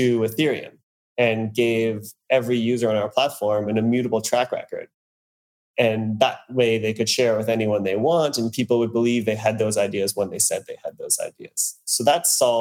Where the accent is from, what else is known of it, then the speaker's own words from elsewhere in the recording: Canada; now in New York, United States; I grew up in Canada. And now, as you said, I'm living in New York